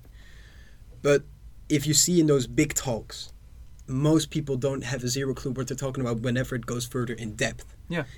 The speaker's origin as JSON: {"language": "English", "country": "Netherlands", "said": "I am from the Netherlands"}